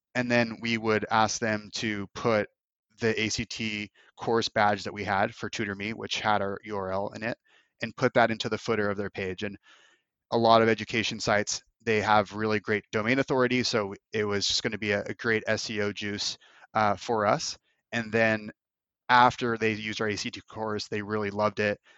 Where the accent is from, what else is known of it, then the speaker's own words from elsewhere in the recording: United States; also born or lived in Los Angeles / Moscow / Bali; living in Moscow for four months as an American